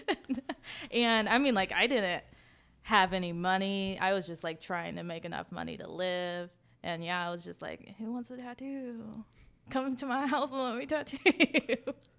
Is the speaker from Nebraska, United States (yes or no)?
no; Clay County, West Virginia, United States; I grew up on the line between Clay and Kanawha County.